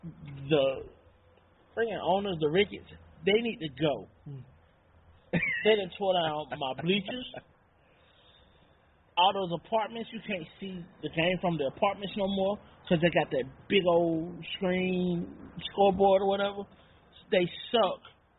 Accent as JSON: {"language": "English", "town": "Chicago", "region": "Illinois", "country": "United States", "also_born_or_lived": "Oak Park, Illinois", "said": "I'm from the North Side, dude. I was born in Oak Park"}